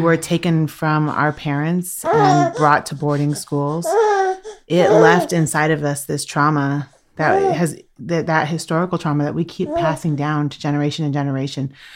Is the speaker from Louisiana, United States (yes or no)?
no; Washington, United States; I'm from the Swinomish and Tlalit people